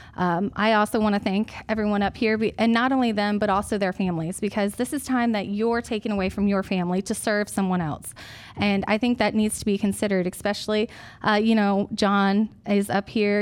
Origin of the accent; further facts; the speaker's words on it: Johnson County, Iowa, United States; I'm from Johnson County